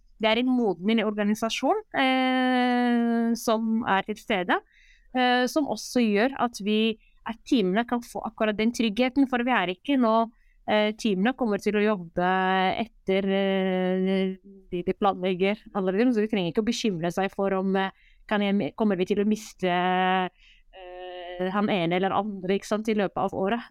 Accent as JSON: {"language": "Norwegian", "country": "Morocco", "tie": "born or raised there", "moved": "yes", "lives_now": "Norway", "said": "Jeg er jo født og oppvokst i Marokko"}